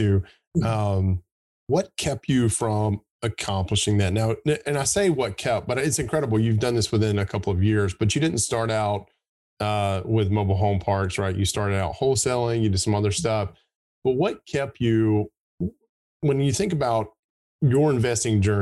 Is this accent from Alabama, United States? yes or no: yes; Gadsden, Alabama, United States; moved away; also born or lived in Birmingham, Alabama; I grew up in Gadsden, which is northeast of Birmingham.